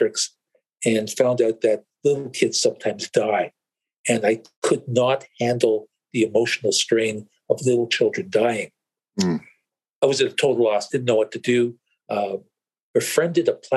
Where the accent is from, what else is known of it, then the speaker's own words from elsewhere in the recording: Canada; I was born here in Canada